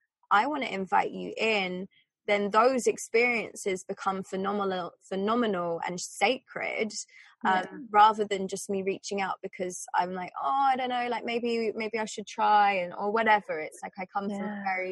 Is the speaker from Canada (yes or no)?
no; England, United Kingdom; growing up in England